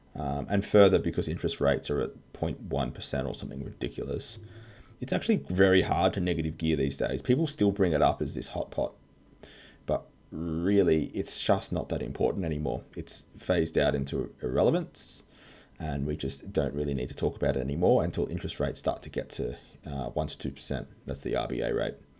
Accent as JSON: {"language": "English", "country": "Australia", "said": "I'm an Aussie tax lawyer"}